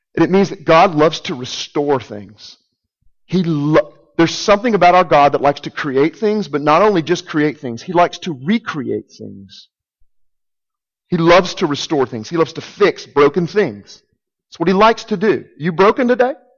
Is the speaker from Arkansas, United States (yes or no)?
yes; Arkansas, United States; I'm from Arkansas. I know you can probably tell the accent.